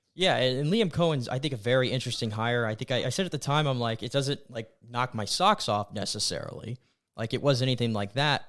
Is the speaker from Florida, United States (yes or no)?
yes; Tampa, Florida, United States; born and raised in Tampa